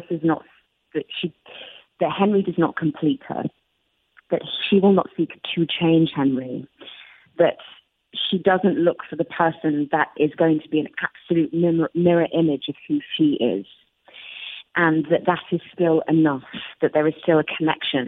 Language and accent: English; United Kingdom; we have inherited as British people